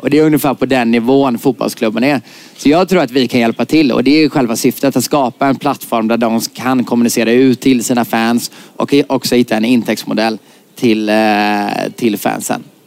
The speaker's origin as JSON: {"language": "Swedish", "town": "Gothenburg", "region": "Västra Götaland", "country": "Sweden", "said": "jag kommer från Göteborg"}